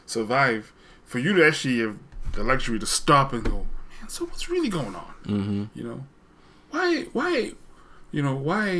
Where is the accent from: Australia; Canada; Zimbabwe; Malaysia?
Zimbabwe; now in United States; I grew up in Zimbabwe where I sort of was exposed to a more formal British English